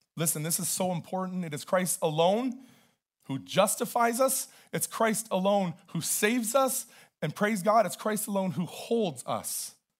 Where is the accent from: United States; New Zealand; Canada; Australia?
Canada; I'm Canadian.